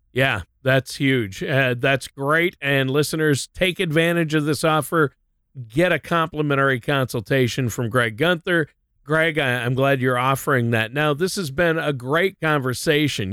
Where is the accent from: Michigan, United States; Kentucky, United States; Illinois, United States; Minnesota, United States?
Minnesota, United States; moved away as an adult; also born or lived in Southern California / Nashville, Tennessee; my wife and I lived there, but we're both from Minnesota, so we ended up moving back there